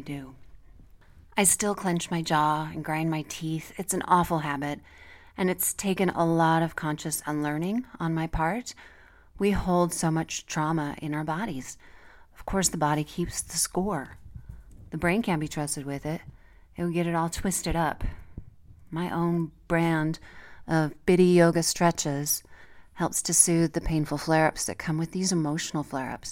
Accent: Colorado, United States; my home state of Colorado

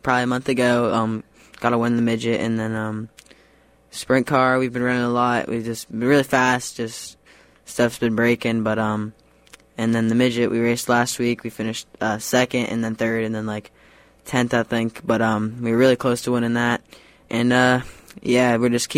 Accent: Mooresville, North Carolina, United States; I'm from Mooresville, North Carolina

